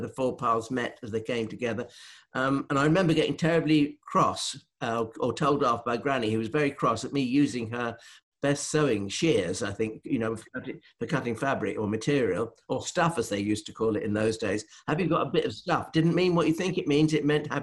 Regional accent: Northeast Norfolk, East of England, United Kingdom; I'm from Northeast Norfolk.

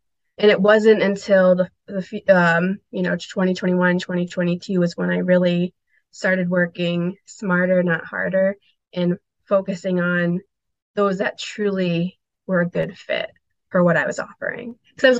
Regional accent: Asuncion, Paraguay; born there; So I was born in Asuncion, Paraguay, and it was during a dictatorship of gosh, it was about 35 years, I believe.

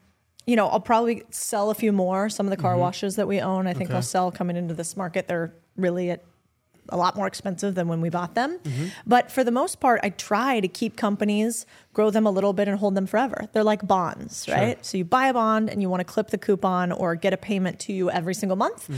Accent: Arizona, United States; I'm from Arizona.

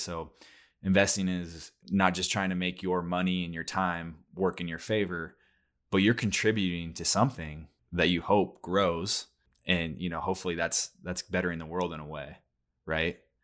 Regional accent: Oregon, United States; we grew up in Oregon

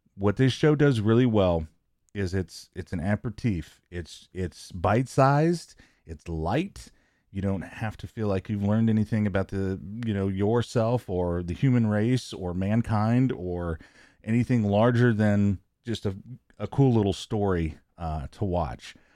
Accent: Omaha, Nebraska, United States; I'm an Omahan.

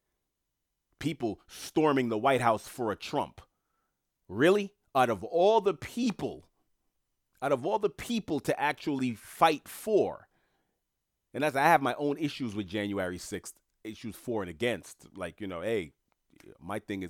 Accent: New York City, New York, United States; I'm from New York City

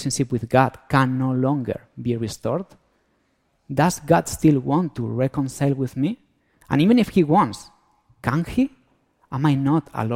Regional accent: Spain; accent: Antonio Banderas accent; moved away; I'm from Spain, so that's why I have this Antonio Banderas accent

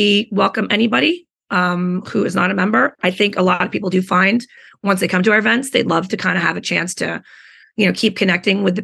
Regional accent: New York City, New York, United States; I was born and bred in New York City.

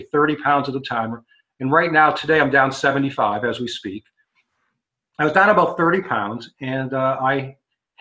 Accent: Massachusetts, United States; I grew up in Massachusetts, so I used to go up to Maine all the time

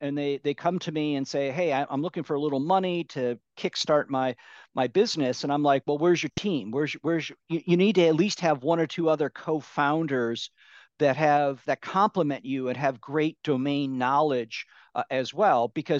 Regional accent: Midwest, United States; now in California, United States; So I grew up in the Midwestern part of the U.S. and then right after college, I moved out here to California and been here ever since.

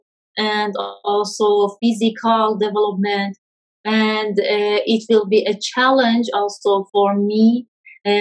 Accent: Kermanshah, Kermanshah Province, Iran; I'm from Kermanshah city.

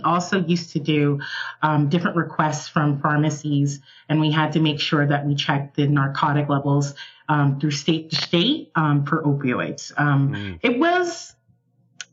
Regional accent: Atlanta, Georgia, United States; I am from Atlanta, Georgia

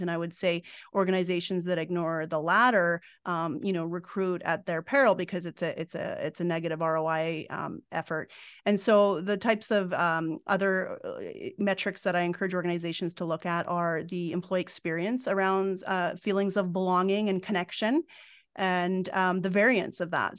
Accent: Fort McMurray, Alberta, Canada; now in Edmonton, Canada; at the age of nine, I moved up north to Fort McMurray.

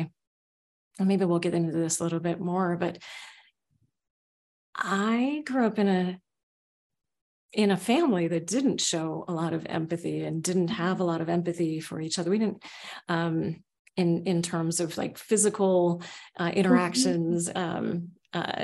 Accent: Seattle, Washington, United States; also born or lived in Oakland, California; I grew up in Oakland, California, and then in Seattle, in the south part of Seattle.

